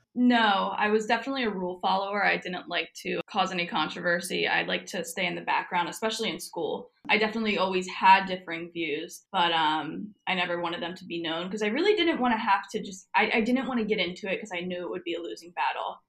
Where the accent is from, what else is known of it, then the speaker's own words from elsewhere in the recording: New Jersey, United States; moved away as an adult; now in Florida, United States; I'm technically from New Jersey, but I have been living in Florida since well, on and off last summer